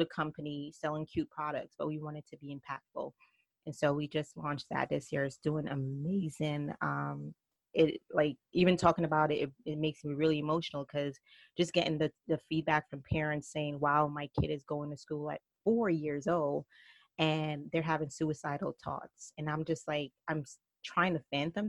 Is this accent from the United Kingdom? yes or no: no; Jamaica; accent: Jamaican mixed with New York; also born or lived in New York; now in North Carolina, United States; I am from Jamaica, so my accent is probably Jamaican mixed with New York. And now we just relocated to the South, so now we're in North Carolina.